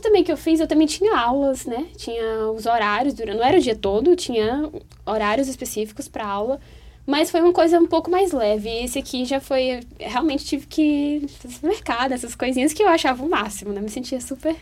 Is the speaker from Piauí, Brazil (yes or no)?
yes; Teresina, Piauí, Brazil; now in Brasília, Brazil; eu tô morando aqui em Brasília, mas eu sou de Teresina